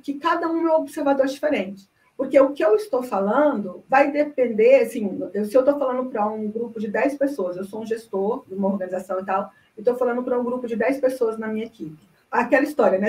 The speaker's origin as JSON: {"language": "Portuguese", "town": "Goiânia", "region": "Goiás", "country": "Brazil", "moved": "as an adult", "lives_now": "Brasília, Brazil", "said": "eu sou de Goiânia, mas eu mudei para Brasília já há muito tempo. Vim para Brasília para fazer uma pós-graduação"}